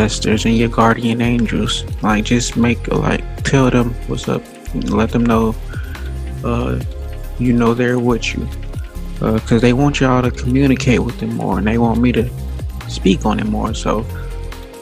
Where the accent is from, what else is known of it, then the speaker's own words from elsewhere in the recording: Gary, Indiana, United States; moved away as an adult; I come from Gary, Indiana, predominantly black. I didn't have any white friends. I had some white teachers